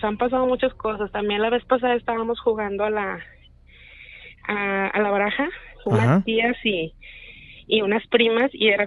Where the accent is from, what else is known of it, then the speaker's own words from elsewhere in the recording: García, Nuevo León, Mexico; De García.